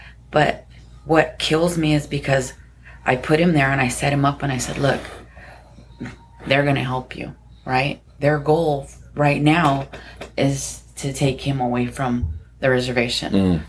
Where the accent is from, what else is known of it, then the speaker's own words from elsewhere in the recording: Kauai, Hawaii, United States; I'm from Kauai, part of the board.